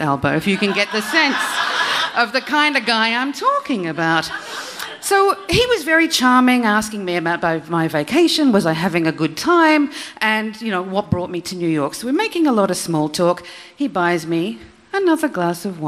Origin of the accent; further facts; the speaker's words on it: Australia; I'm Australian